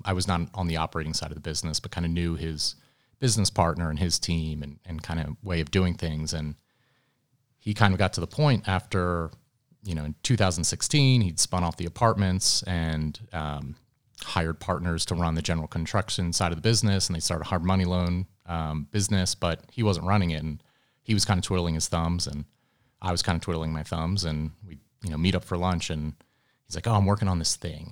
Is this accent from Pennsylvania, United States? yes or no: yes; outside of Philadelphia, Pennsylvania, United States; moved away as an adult; also born or lived in London; now in Atlanta, United States; I grew up outside of Philadelphia